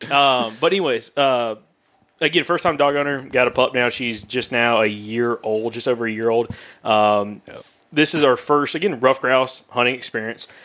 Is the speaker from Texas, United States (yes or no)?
no; Alabama, United States; we're from the deep south, from Alabama